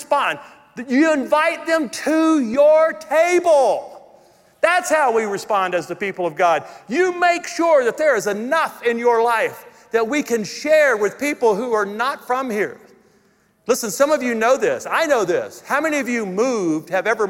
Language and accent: English; Louisiana, United States; moved away as an adult; now in Colorado, United States; I'm from Louisiana.